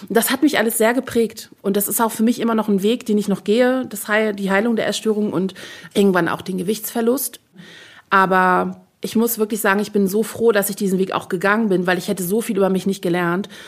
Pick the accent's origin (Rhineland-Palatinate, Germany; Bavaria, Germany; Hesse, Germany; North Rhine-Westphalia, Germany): Bavaria, Germany; als Bayerin